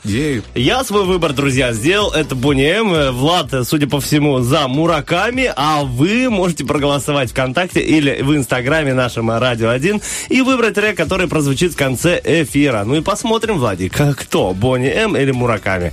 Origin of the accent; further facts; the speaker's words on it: Sloboda, Moldova; я вырос в Слободе, заканчивал молдавскую школу